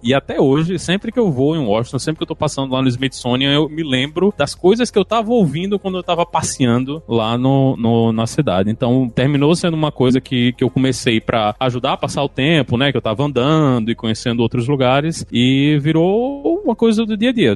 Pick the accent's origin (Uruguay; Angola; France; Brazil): Brazil; João Pessoa, Paraíba; moved away as an adult; also born or lived in Cambridge, United States; now in United States; em João Pessoa, minha cidade natal